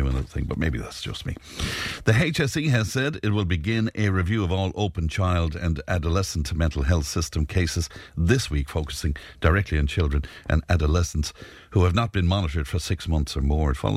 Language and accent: English; Cashel, Munster, Ireland; moved away; I'm from Cashel originally